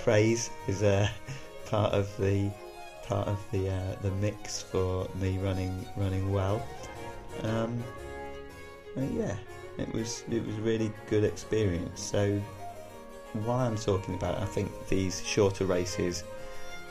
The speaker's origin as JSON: {"language": "English", "area": "Devon", "region": "South West England", "country": "United Kingdom", "moved": "yes", "said": "I'm a real southerner here, so I'm originally from Devon"}